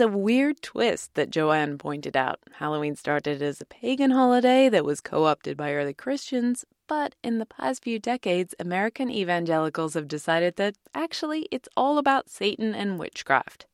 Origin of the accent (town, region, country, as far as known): England, United Kingdom; born or raised there; moved away